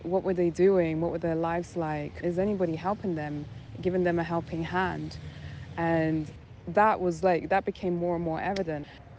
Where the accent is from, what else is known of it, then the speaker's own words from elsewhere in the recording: London, United Kingdom; also born or lived in New York; now in Accra, Ghana; I was born and raised in London, but my heritage is Ghanaian